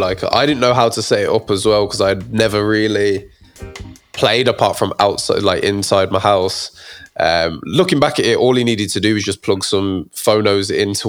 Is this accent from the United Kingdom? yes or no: yes; Birmingham, West Midlands, United Kingdom; From Birmingham, 01321.